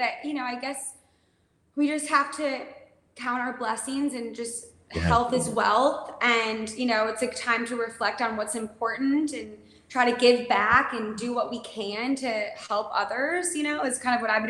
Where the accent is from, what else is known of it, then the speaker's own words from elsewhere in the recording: Midwest, United States; Yes, so I'm an independent country music singer, songwriter, artist, and I'm born and raised in the Midwest.